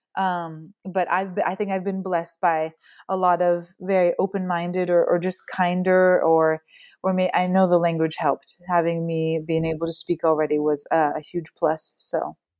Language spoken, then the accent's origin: English; Pacific Northwest, United States; born or raised there; moved away as an adult; now in France